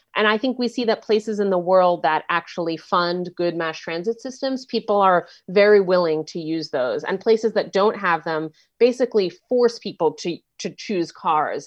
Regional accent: New York City, New York, United States; moved away; I'm from New York City, right, and so I grew up, I don't live there anymore, but I grew up, um, um, riding mass transit

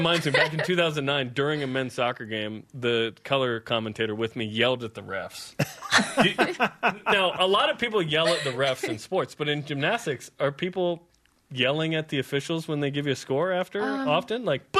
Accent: Utah, United States; Because we're from Utah

